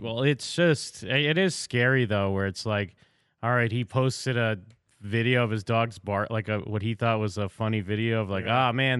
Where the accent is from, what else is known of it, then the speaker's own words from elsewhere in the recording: Massachusetts, United States; I'm from Massachusetts.